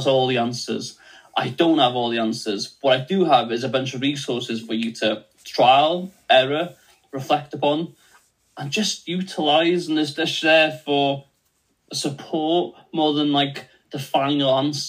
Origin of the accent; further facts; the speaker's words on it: Wales, United Kingdom; first language Welsh; English is a second language; I'm Welsh first language